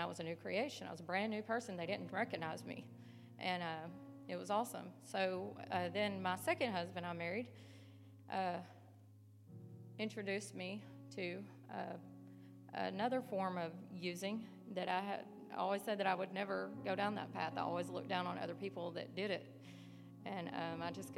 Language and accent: English; Northwest Tennessee, United States; moved away as an adult; now in West Virginia, United States; I'm from Northwest Tennessee.